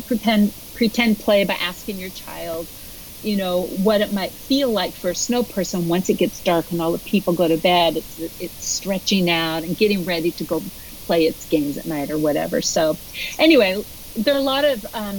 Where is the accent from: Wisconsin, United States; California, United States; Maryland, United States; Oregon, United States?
Oregon, United States; Portland; I'm from Portland, Oregon